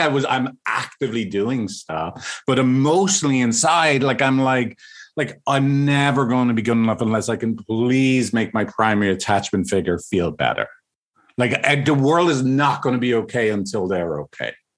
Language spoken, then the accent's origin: English; Ireland; I'm from Ireland